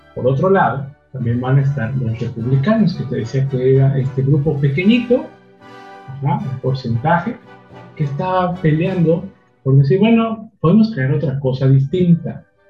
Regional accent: Mexico; somos mexicanos o nuestra sangre latina

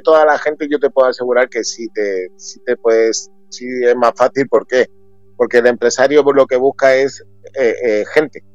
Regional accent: Spain; also born or lived in Peru; al no estar aquí en mi país

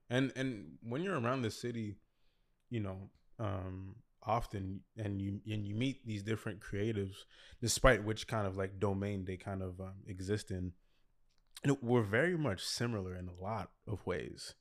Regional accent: Montreal, Quebec, Canada; also born or lived in Toronto; I was born in Toronto, but I, I came here when I was five. uh, move, yeah, moved to Montreal when I was five, but when we came here, we, we were in, in La Salle the, the whole time.

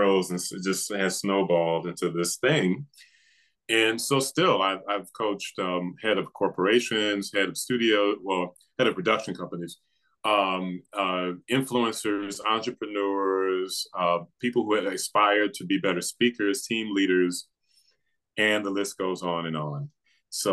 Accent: Flint, Michigan, United States; moved away as an adult; also born or lived in New York / Memphis; I grew up in Flint, Michigan.

